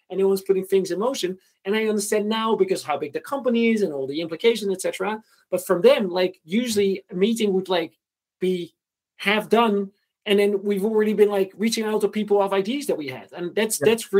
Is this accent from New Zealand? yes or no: no; Netherlands; moved away as an adult; also born or lived in Groningen / Ukraine; I was from the Netherlands